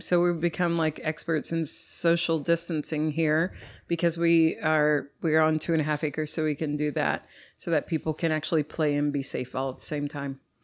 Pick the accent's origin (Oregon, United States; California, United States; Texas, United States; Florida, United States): Texas, United States; Dallas; moved away as an adult; also born or lived in Louisiana / Austin, Texas; now in Houston, United States; I'm from North Dallas originally